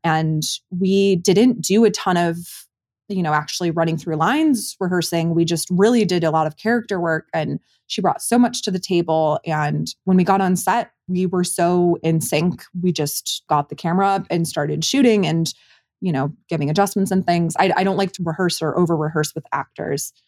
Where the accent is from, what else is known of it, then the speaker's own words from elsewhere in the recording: Commerce Township, Michigan, United States; my hometown of Commerce Township, Michigan